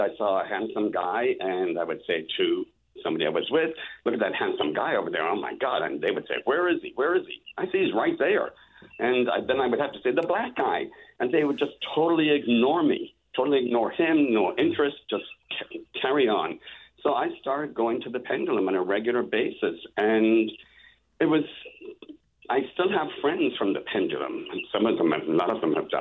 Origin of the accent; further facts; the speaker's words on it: Ireland; moved away as an adult; also born or lived in San Francisco; now in San Diego, United States; I arrived in San Francisco on September the 4th, 1979. I was 27 and from Ireland.